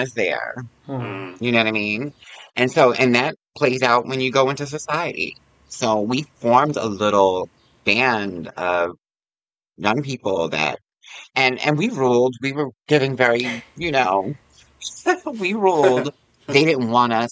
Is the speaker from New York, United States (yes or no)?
yes; Yonkers, New York, United States; I'm from Yonkers